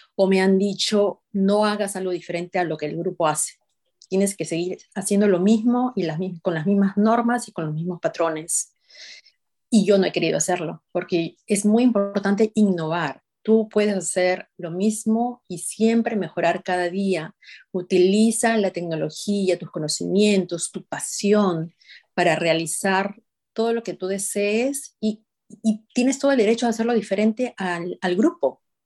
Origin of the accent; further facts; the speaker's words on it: Peru; moved away as an adult; now in United States; yo soy de Perú